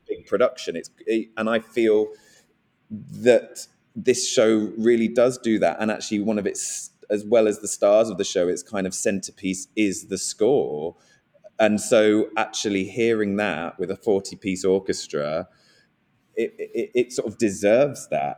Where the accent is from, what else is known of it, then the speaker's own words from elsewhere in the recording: Guildford, South East England, United Kingdom; I'm from Guildford and from around there